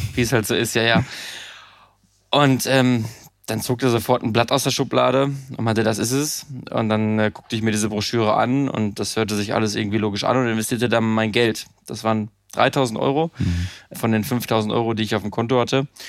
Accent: Münsterland, North Rhine-Westphalia, Germany; moved away; ich komme äh, aus dem Münsterland, einem kleinen Dorf 1000, 1500 äh, Einwohner, habe Abitur gemacht

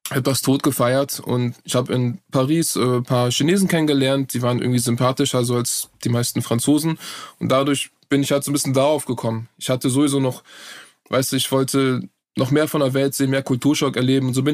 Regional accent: Berlin, Germany; also born or lived in Turkey; Ich bin in Berlin geboren, ja. Äh, genau. Also in Deutschland geboren, aufgewachsen, komplett deutsche Bildung bekommen.

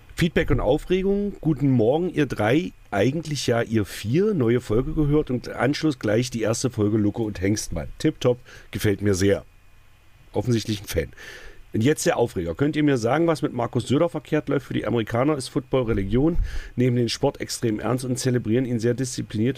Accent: Magdeburg, Saxony-Anhalt, Germany; Ich komme aus Magdeburg

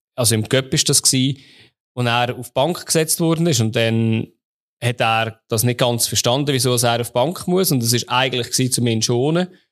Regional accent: Switzerland; meine Jugend fast verzaubert in der Schweiz

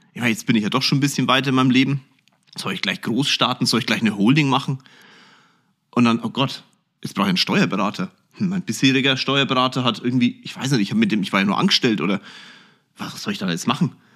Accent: Germany; bei uns in Deutschland

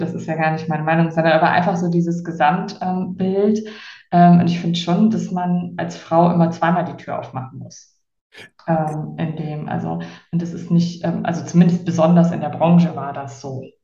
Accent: near Heinsberg, westernmost point of Germany, North Rhine-Westphalia, Germany; moved away as an adult; also born or lived in Cologne; now in Palma de Mallorca, Spain; Ich bin äh, aufgewachsen am westlichsten Punkt Deutschlands bei der holländischen Grenze in einem sehr kleinen Dorf ähm, also bei Heinsberg.

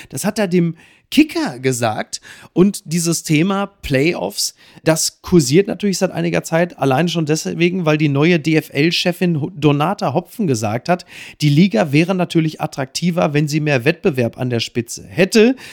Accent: Castrop-Rauxel, North Rhine-Westphalia, Germany; meiner Heimatstadt Kastrop-Rauxel

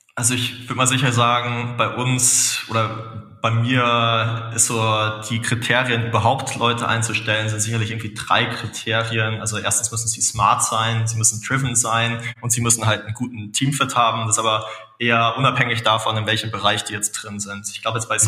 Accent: Munich, Bavaria, Germany; als äh, Münchner

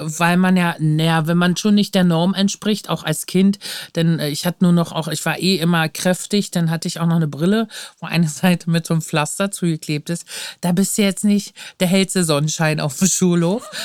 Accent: Luckenwalde, Brandenburg, Germany; now in Berlin, Germany; ich bin in Luckenwalde aufgewachsen, das ist so eine Kreisstadt

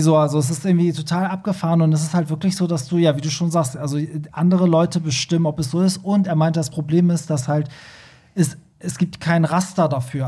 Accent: Iran; now in Germany; Also ich, ich komme ja also aus dem Iran

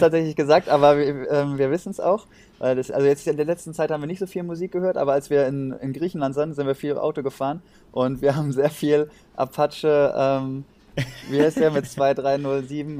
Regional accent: Germany; wir Deutsche

